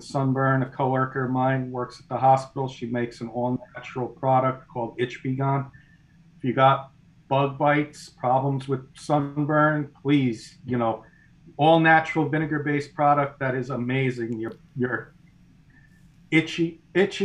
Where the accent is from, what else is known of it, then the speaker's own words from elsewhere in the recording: Garfield, New Jersey, United States; now in Maryland, United States; I'm from Garfield, born and raised, and living in Maryland now